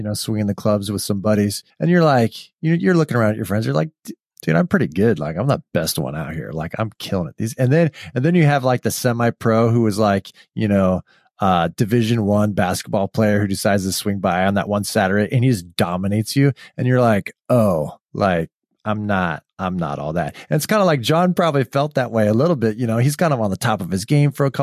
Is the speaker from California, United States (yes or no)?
yes; California, United States; I'm from California.